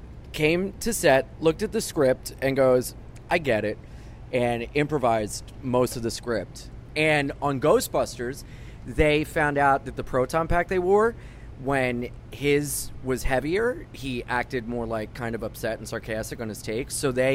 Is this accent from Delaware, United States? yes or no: yes; Wilmington, Delaware, United States; moved away as an adult; now in New York, United States; I was from Wilmington, Delaware